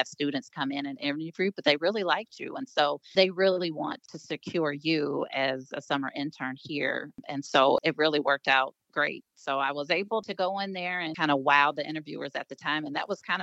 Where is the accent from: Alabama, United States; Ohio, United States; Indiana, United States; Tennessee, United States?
Ohio, United States; Cincinnati; moved away; I grew up in Cincinnati.